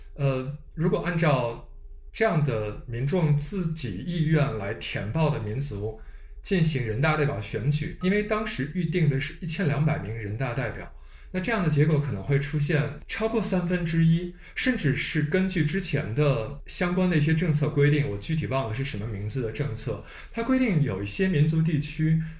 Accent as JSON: {"language": "Chinese", "town": "Urumqi", "region": "Xinjiang", "country": "China", "tie": "born or raised there", "said": "我是从小在乌鲁木齐长大"}